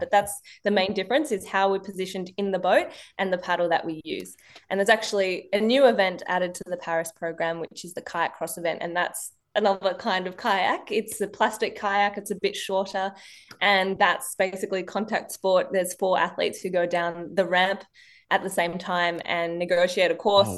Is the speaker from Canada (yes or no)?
no; Penrith, New South Wales, Australia; also born or lived in Marseille, France; when we came to Australia, basically, the Penrith Lightwater Stadium was my backyard